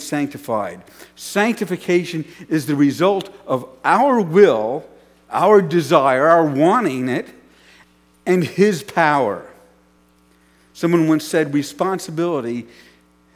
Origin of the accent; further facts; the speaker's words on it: New York City, New York, United States; When I grew up in New York City